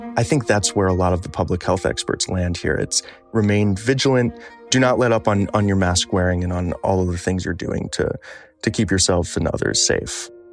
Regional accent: Michigan, United States; Michigan, my home state

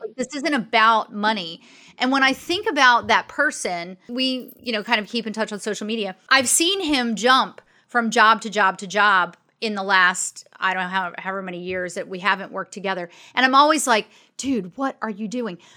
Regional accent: Maryland, United States; also born or lived in Arizona; I grew up in Maryland, outside of D C

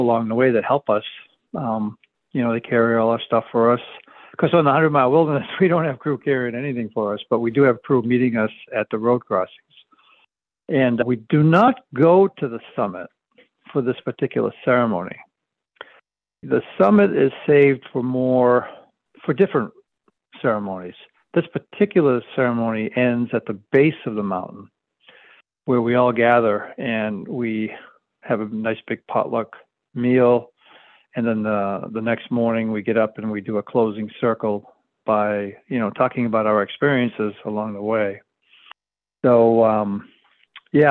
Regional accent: Penobscot Reservation, Maine, United States; I grew up on the Penobscot Reservation, part of the Penobscot tribe, native people here in about, I guess what you would call central state

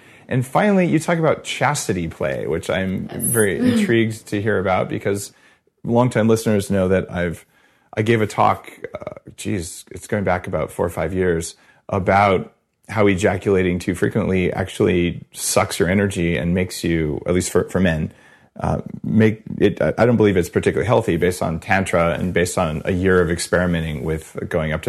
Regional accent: Silicon Valley, Bay Area, California, United States; I'm from Silicon Valley. Like it's Bay Area.

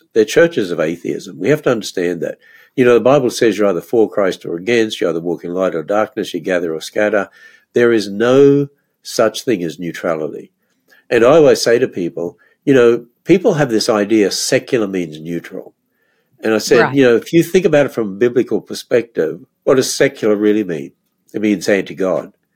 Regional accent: Australia; moved away as an adult; now in United States; when I grew up in Australia

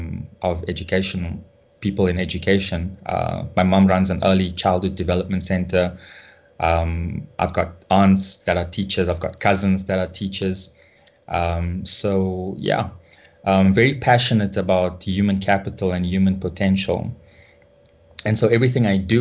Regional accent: South Africa; growing up in South Africa

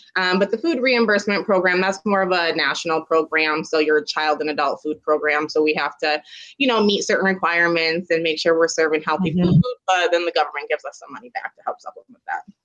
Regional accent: Sioux Falls, South Dakota, United States; I'm actually from Sioux Falls

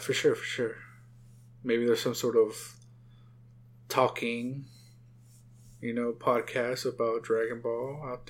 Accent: California, United States; now in Arizona, United States; I was older when I came over here, which means Cali for life.

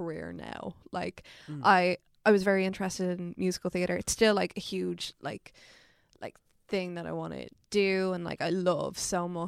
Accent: Dublin, Leinster, Ireland; I'm a North Dublin gal, I'm from Colchester, so Colchester kind of borders Dunnycarney, Artown, all these lovely little North Dublin suburbs

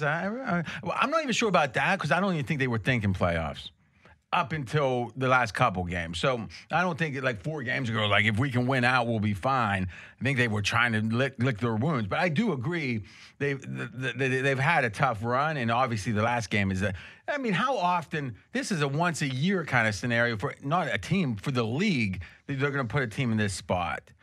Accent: Ohio, United States; I grew up in Ohio

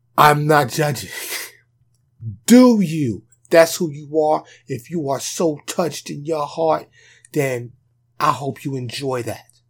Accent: New York City, New York, United States; also born or lived in Bronx, New York; now in Dallas, United States; I'm from New York. like I said, New York City. Okay? I just happen to have been born and raised there

